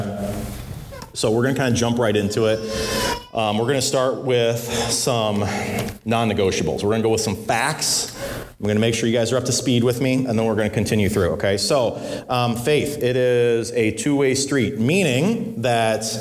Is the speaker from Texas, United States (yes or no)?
no; Illinois, United States; I grew up in Illinois